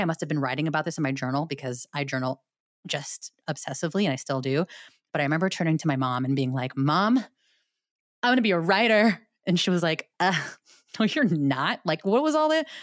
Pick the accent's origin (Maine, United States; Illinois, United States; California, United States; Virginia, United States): California, United States; South San Francisco; South City, South San Francisco, for any of y'all, uh, fellow, very large Filipino community out in South City. Um, but that's where I was born and raised.